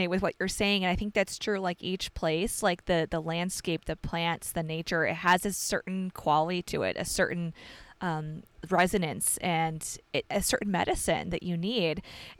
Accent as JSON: {"language": "English", "town": "Chicago", "region": "Illinois", "country": "United States", "tie": "born or raised there", "also_born_or_lived": "Georgia / Denver, Colorado / Nevada", "moved": "as an adult", "lives_now": "Dallas, United States", "said": "Like both of us were born and raised in the Chicago area in Illinois. So very Midwest. And then I lived in Georgia for a period of time, just a short period, and then in Denver, Colorado, then Nevada for 10 years."}